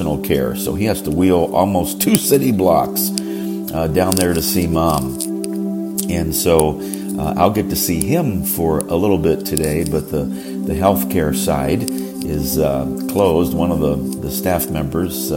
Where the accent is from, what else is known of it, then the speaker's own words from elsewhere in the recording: Johnstown, Pennsylvania, United States; moved away; the six-bedroom house I grew up in here in Johnstown, Pennsylvania